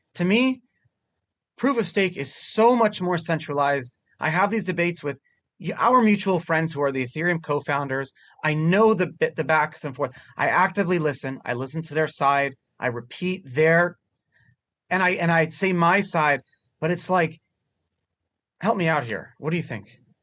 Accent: New York City, New York, United States; first language Hebrew; English is a second language; I'm from Brooklyn

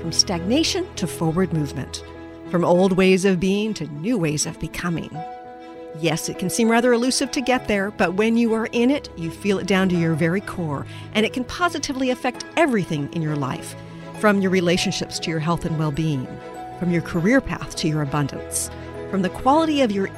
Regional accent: Texas, United States; moved away; I'm from Texas originally

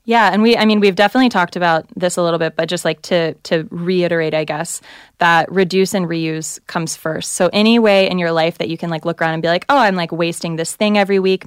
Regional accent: the South, United States; I'm from the South

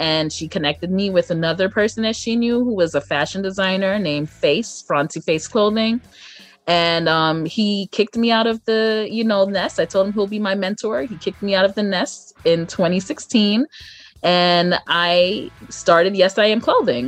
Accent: Brooklyn, New York, United States; I am from Brooklyn, New York.

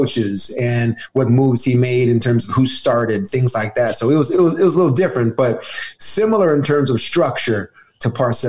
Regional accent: Arizona, United States; They named that package Cactus because I'm from Arizona.

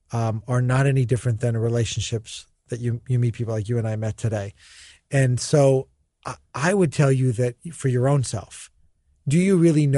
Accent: Miami, Florida, United States; also born or lived in Beirut, Lebanon; You know, I was born in Beirut, Lebanon. I lived in an orphanage, adopted by an American family. Grew up in Miami, Florida.

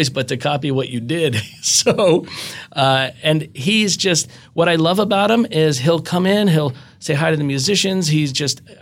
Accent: outside of Philadelphia, Pennsylvania, United States; I grew up outside of Philadelphia

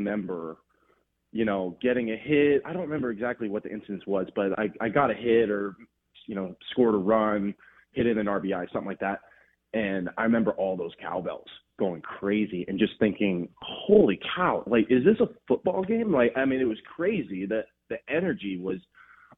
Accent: Los Angeles, California, United States; moved away as an adult; also born or lived in Oregon / Mississippi; I'm born and raised in Los Angeles

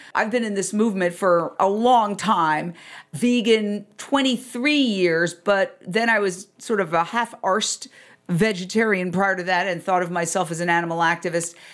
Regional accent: New York, United States; moved away as an adult; also born or lived in Fort Myers, Florida / Minneapolis / Philadelphia; now in Los Angeles, United States; I grew up literally in Midtown Manhattan, directly across the street from Carnegie Hall

